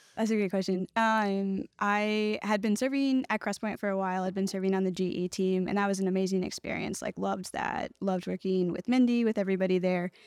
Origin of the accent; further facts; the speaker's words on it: Northern Virginia, United States; now in Nashville, United States; I'm originally from Northern Virginia, not from Nashville at all. Grew up with parents that loved Jesus really well